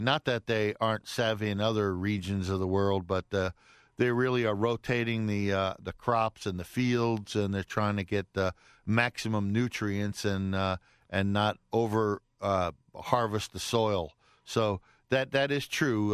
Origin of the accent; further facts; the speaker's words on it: Lafayette, Louisiana, United States; now in Atlanta, United States; from my hometown of uh, Lafayette, Louisiana